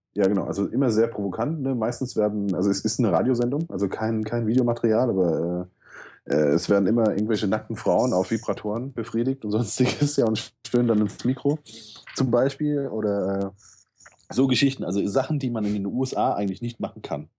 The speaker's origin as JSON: {"language": "German", "town": "Mainz", "region": "Rhineland-Palatinate", "country": "Germany", "tie": "born or raised there", "said": "ich bin ähm, in Mombach groß geworden. Das ist so der Problembezirk hier in Mainz"}